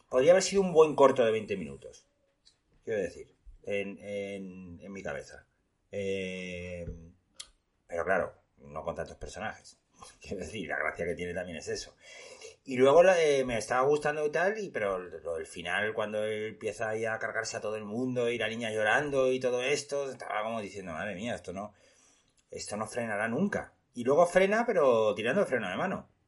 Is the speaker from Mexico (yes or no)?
no; Spain; para que veáis cómo somos los españoles, ¿eh?